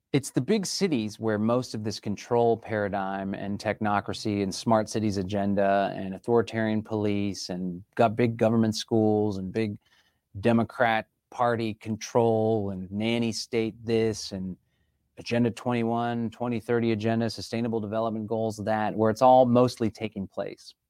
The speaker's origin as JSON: {"language": "English", "town": "Austin", "region": "Texas", "country": "United States", "tie": "born or raised there", "said": "I was born and raised in Austin, Texas"}